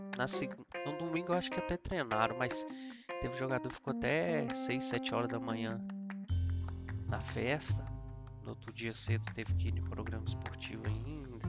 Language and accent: Portuguese; Belo Horizonte, Minas Gerais, Brazil; eu sou de BH.